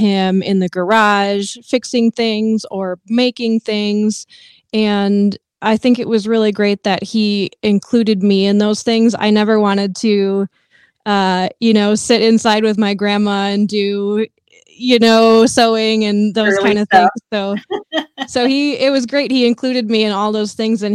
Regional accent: West Michigan, United States; I was born and raised in West Michigan

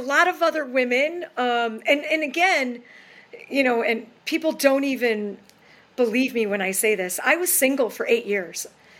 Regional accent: New York, United States; moved away as an adult; also born or lived in Boston, Massachusetts / Hingham, Massachusetts; So I think I'm going to move back to New York because I'm originally from New York.

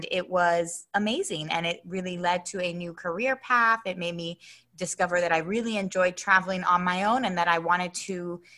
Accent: Philadelphia, Pennsylvania, United States; also born or lived in Puerto Rico / Florida / Baltimore; Sure. Well, I was born in Puerto Rico, raised in Philadelphia, and I went to school in Florida, Baltimore.

